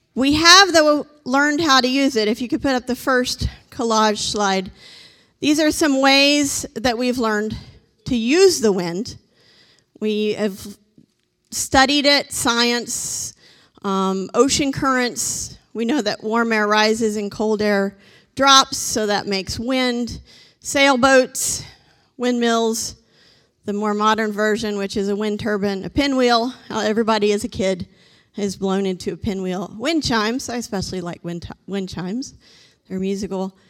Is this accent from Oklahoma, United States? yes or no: yes; Oklahoma, United States; I grew up in Oklahoma